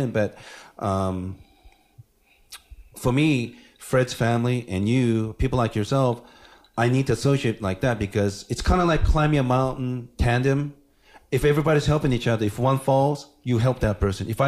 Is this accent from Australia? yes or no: no; Japan; Um, I grew up in Japan, so everybody looks the same.